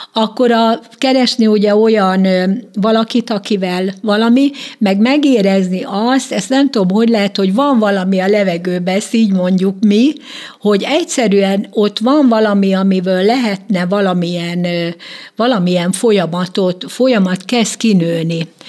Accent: Békés, Hungary; Én azért ragaszkodom békéshez, mert költözhetem volna Csabára is, mert ugye a fiam itt él a családjával. Tehát a családom egy része ott él, de minek, mikor én ott nőttem föl

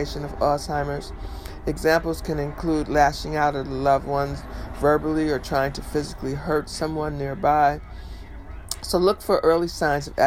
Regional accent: Detroit, Michigan, United States; his Detroit studio, known as Hitsville, USA, my hometown.

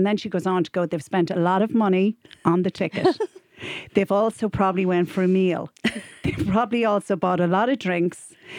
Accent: Ireland; as an Irish person

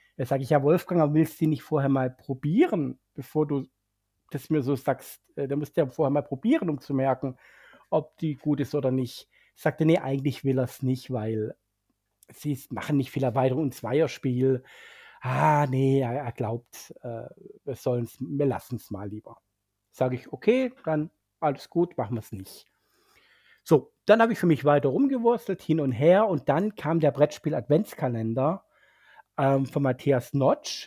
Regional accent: Swabia, Germany; als Schwabe

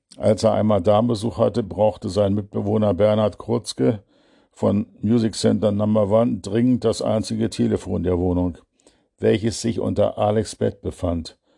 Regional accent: Berlin, Germany; unserer Aral-Tankstelle, der ältesten Berlins

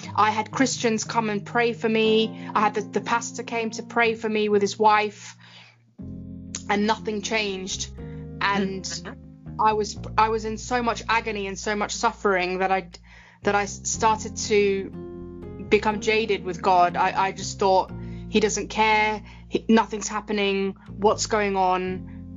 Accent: London, United Kingdom; I am British. I live in London, England. Uh, I love it here. I love my city. I love my country. And um, I was born and bred here.

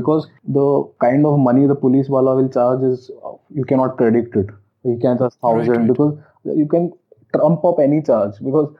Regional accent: Karnataka, India; I'm a Konkani. So I am from Karnataka.

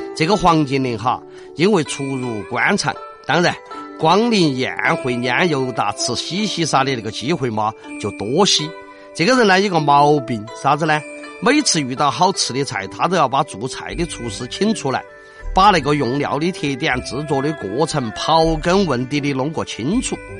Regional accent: Chengdu, Sichuan, China; 我们成都的马昆龙都晓得这个板姑姑娘是啥子意思

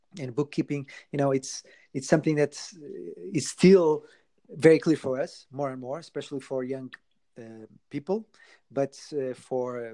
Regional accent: Portugal; moved away; I'm originally from Portugal

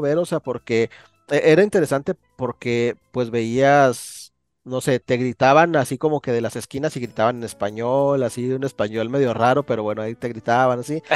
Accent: Chihuahua, Mexico; aquí del estado de Chihuahua, ¿no? De donde yo soy

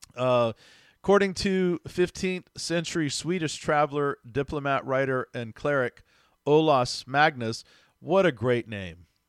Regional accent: Texas, United States; I grew up down south in Texas

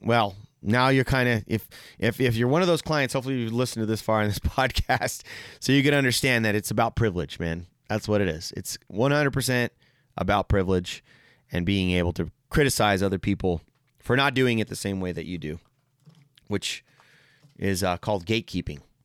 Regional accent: San Jose, California, United States; also born or lived in Mexico (ancestry); now in Quincy, United States; I grew up in San Jose and, like, it's very diverse there

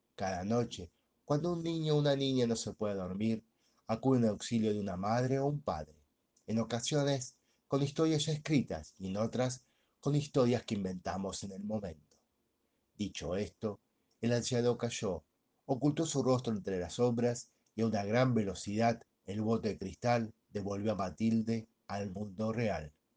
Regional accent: Argentina; mi país, Argentina

